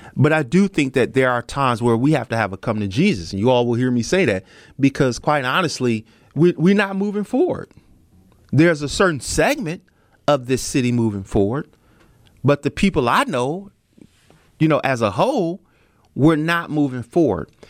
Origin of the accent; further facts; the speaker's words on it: Milwaukee, Wisconsin, United States; my hometown